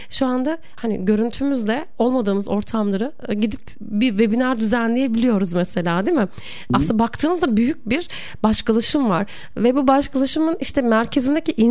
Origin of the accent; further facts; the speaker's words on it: Bursa, Turkey; born there; E, ben mesela Bursa doğumluyum.